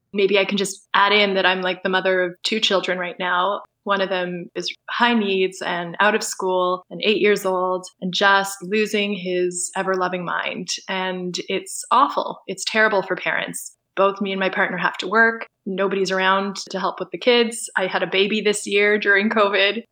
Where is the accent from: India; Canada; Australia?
Canada; Toronto, Ontario; I'm an artist from Toronto